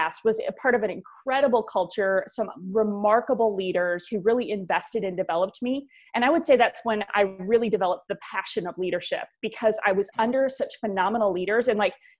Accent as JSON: {"language": "English", "region": "Wisconsin", "country": "United States", "tie": "born or raised there", "said": "I grew up in the Midwest. I'm a Wisconsin girl"}